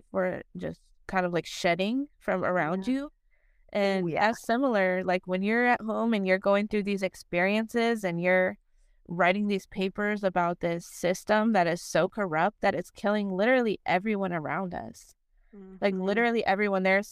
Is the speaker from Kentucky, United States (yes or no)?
no; Las Vegas, Nevada, United States; moved away as an adult; I come from Las Vegas, from the city of sin. I was born and raised there. I lived there for 21 years.